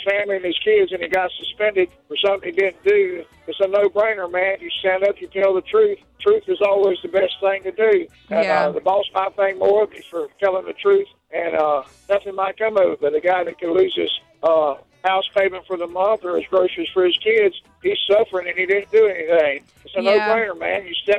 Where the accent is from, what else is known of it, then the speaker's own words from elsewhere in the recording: Georgia, United States; I'm from Georgia.